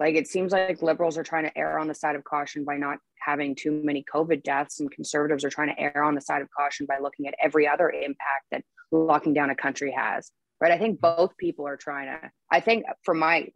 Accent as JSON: {"language": "English", "country": "Canada", "also_born_or_lived": "Toronto, Canada", "moved": "as an adult", "lives_now": "Nashville, United States", "said": "I'm Canadian"}